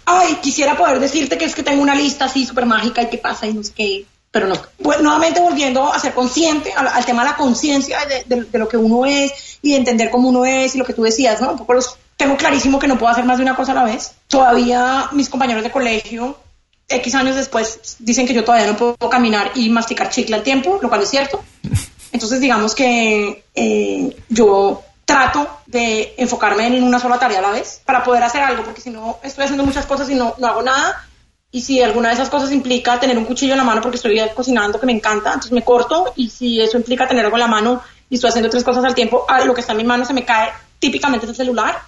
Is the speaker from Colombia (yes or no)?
yes; Colombia; moved away as an adult; now in Miami, United States; soy colombiana